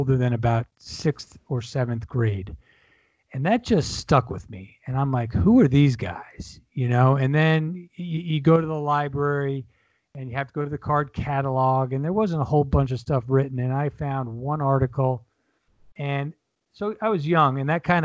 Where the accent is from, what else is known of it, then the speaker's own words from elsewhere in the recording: New York, United States; moved away; I'm originally from New York